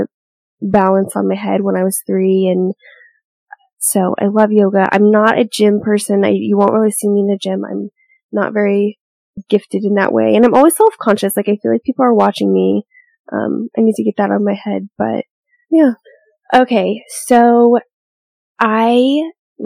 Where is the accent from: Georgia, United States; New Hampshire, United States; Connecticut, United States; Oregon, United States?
Oregon, United States; Portland; now in Arizona, United States; I am from Portland, Oregon, but I've spent half my life here in Arizona now, and so I call Arizona home